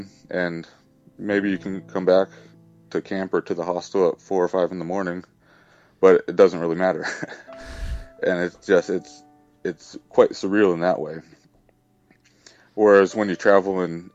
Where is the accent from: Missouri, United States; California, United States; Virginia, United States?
California, United States; Southern; growing up in Southern California